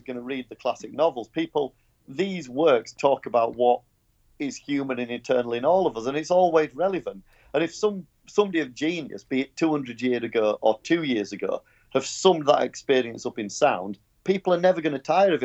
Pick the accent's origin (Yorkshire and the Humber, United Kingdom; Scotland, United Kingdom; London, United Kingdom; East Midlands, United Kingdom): Yorkshire and the Humber, United Kingdom; I'm from Yorkshire.